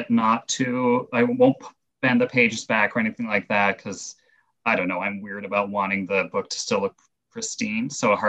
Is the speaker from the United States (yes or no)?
no; Canada; as a Canadian